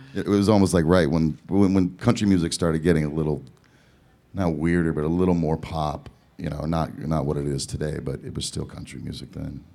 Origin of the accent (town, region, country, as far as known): Southern California, United States; born or raised there; also born or lived in Eugene, Oregon